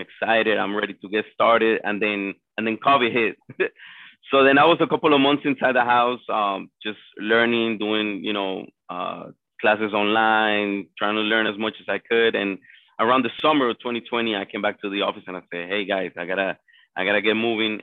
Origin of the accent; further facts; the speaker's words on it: Colombia; now in Miami, United States; I was born and raised in Colombia. Came to the United States in 1999